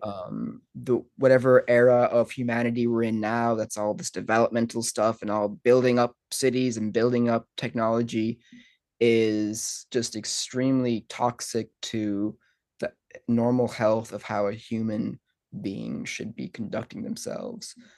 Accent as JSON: {"language": "English", "country": "Ireland", "tie": "born or raised there", "said": "growing up in Ireland"}